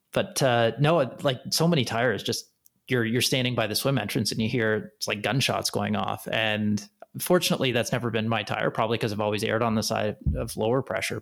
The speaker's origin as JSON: {"language": "English", "country": "Canada", "said": "being a Canadian as well"}